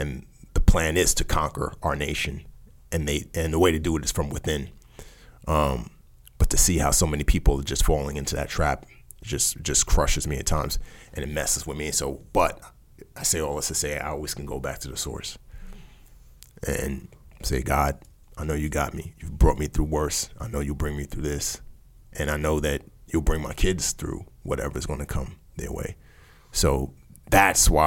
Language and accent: English; New York City, New York, United States; also born or lived in Nigeria; I'm a kid from the Bronx